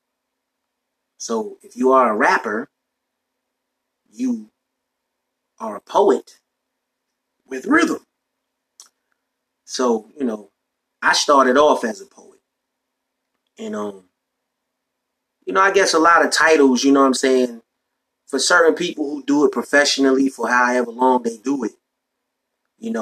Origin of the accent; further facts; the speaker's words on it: New York, United States; I'm from New York. So back in the day in New York, when I was coming up